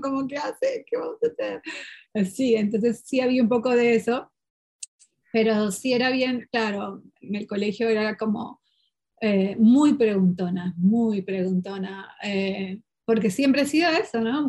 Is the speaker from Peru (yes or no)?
yes; Peru; first language Portuguese; Spanish is a second language